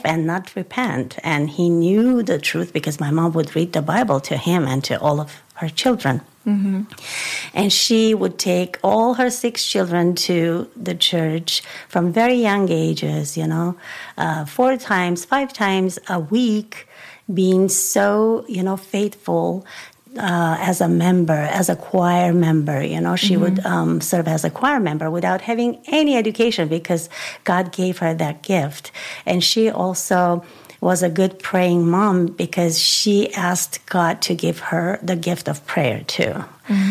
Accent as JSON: {"language": "English", "region": "Yerevan", "country": "Armenia", "tie": "born or raised there", "said": "I was born in a family where, in Armenia, first of all, Yerevan, that was the capital city, is still the capital city of Armenia"}